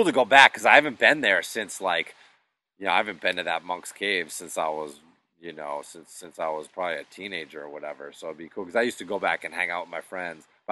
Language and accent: English; Western Massachusetts, United States; those woods that I grew up in Western Mass